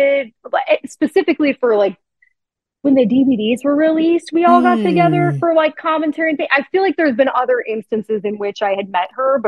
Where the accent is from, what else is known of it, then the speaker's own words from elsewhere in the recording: Riverside, California, United States; accent: Southern California; moved away as an adult; now in Atlanta, United States; People ask me like where my accent is from. I'm like, no, I'm just from Southern California